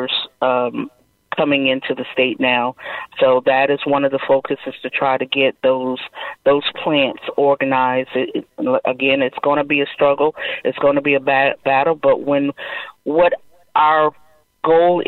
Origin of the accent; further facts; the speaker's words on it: Charleston, South Carolina, United States; I am a South Carolina native, born and raised in Charleston, never left